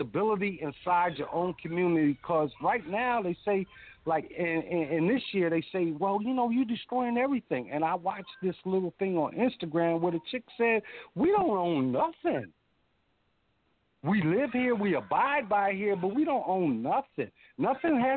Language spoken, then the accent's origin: English; Philadelphia, Pennsylvania, United States; I was raised in West Philadelphia